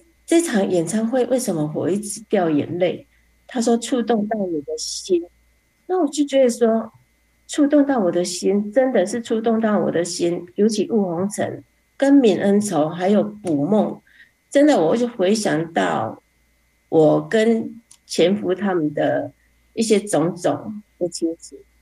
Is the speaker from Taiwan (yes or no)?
yes; Fengyuan, Taichung, Taiwan; 我是来自台中丰原的